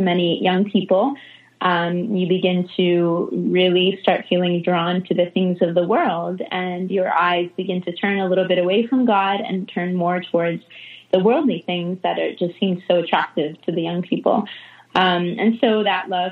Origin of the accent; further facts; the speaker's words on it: Connecticut, United States; now in Jacksonville, United States; I grew up in a Catholic family. I'm originally from Connecticut, up north